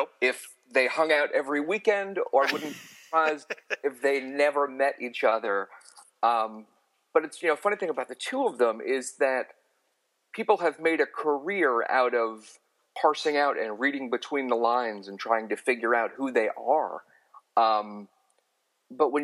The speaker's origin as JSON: {"language": "English", "area": "Long Island", "region": "New York", "country": "United States", "tie": "born or raised there", "said": "I grew up on Long Island."}